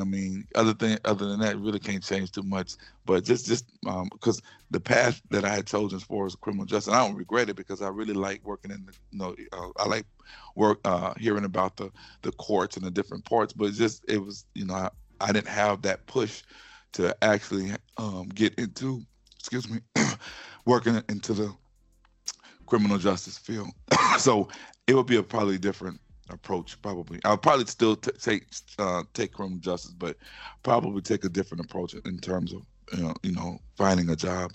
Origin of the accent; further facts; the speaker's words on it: Baton Rouge, Louisiana, United States; accent: Southern; I'm from Louisiana. Um, I'm also mm-hmm. a graduate of Louisiana State University